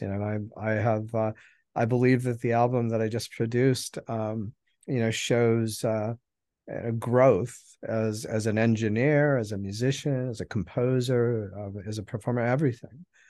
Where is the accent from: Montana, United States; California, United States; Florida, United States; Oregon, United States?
Montana, United States; Helena; now in Mobile, United States; I was born in Helen, Montana, and um, that's where I grew up and you know spent all of my formative